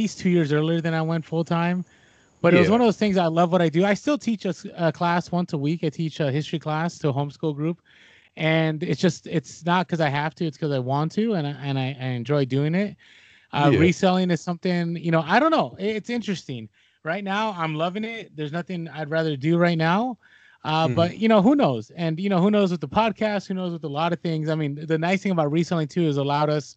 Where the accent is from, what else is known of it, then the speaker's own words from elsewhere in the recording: San Francisco, California, United States; I'm actually a born and raised in San Francisco, so I'm a Giants, 49ers, Warriors kind of guy